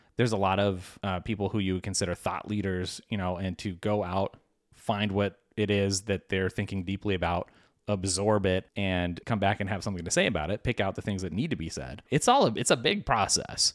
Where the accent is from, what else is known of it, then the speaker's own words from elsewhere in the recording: United States; as an American